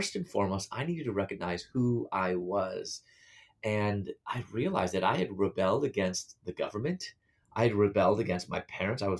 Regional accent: Chicago, Illinois, United States; moved away as an adult; also born or lived in Louisville / Atlanta, Georgia; I'm from Chicago, and I was living in Louisville at that time

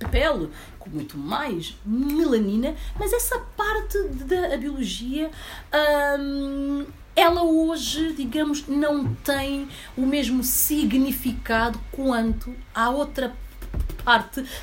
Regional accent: Guinea-Bissau; eu não, eu sou guinense.

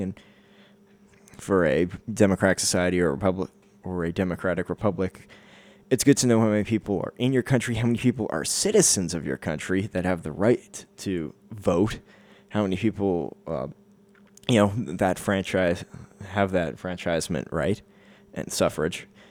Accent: Canada; as a Canadian

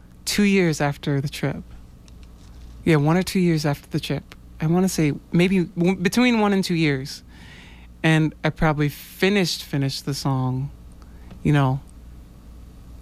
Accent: New York, United States; now in Boston, United States; I am a Boston-based jazz folk artist. I'm originally from New York.

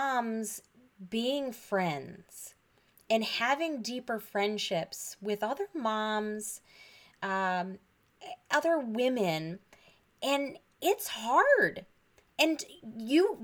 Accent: Michigan, United States; moved away as an adult; also born or lived in Pennsylvania; I grew up in Michigan, but I moved to Pennsylvania for grad school

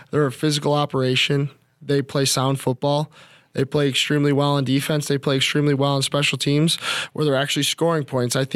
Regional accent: Midwest, United States; but I grew up in the Midwest where snow is a normal part of of the season

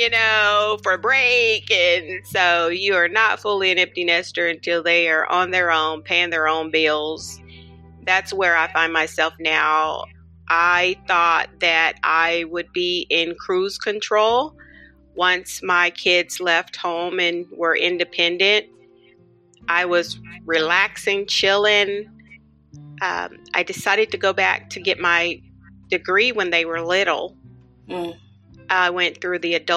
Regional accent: Oklahoma City, Oklahoma, United States; I grew up here in Oklahoma City. I was born and raised here.

